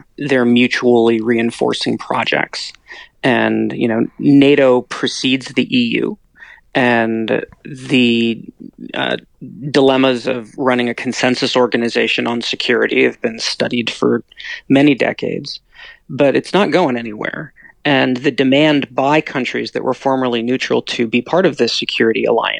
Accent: United States; I'm an American.

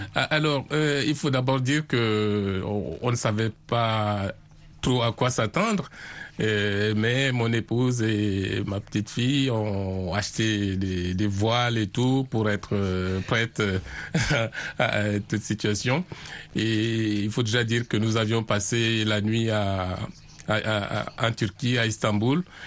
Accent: Garoua, North, Cameroon; moved away; j'ai vécu, j'ai grandi à Garoua, qui est dans le nord du Cameroun

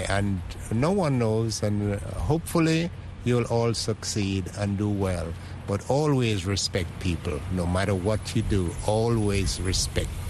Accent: Jamaica; now in United States; I'm originally from Jamaica.

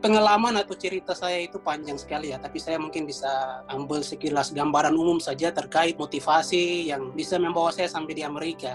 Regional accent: Papua, Indonesia; moved away as an adult; now in Washington DC, United States; saya dari Indonesia Timur sebagai anak Papua

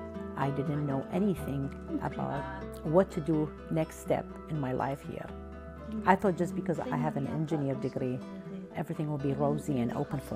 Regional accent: Kurdistan Region, Iraq; moved away as an adult; now in United States; I'm a transition and leadership coach. I'm originally from Kurdistan, Iraq. I moved to the United States 25 years ago. I am married with two beautiful kids.

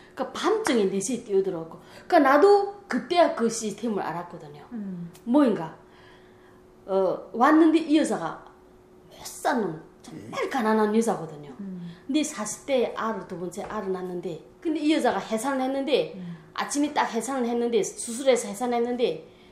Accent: North Korea; born or raised there; moved away as an adult; now in Florida, United States

